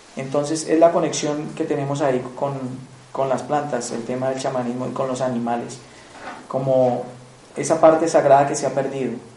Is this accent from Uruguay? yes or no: no; Colombia; moved away; vengo de Colombia, del Piemonte Amazónico, eh, frontera con Ecuador, Brasil, en la Amazonía colombiana. Desde los siete años he estado, he estado pues, muy vinculado a las culturas indígenas, pues porque soy de ahí del Piemonte Amazónico